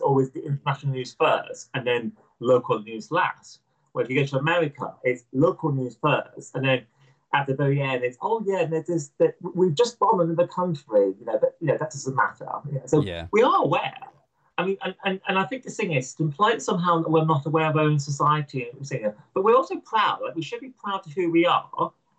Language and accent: English; United Kingdom; I am proud of being British and proud of my country and so forth.